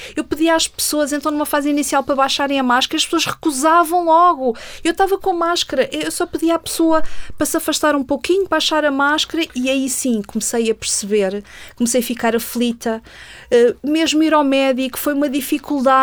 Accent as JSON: {"language": "Portuguese", "country": "Portugal", "said": "eu sou portuguesa"}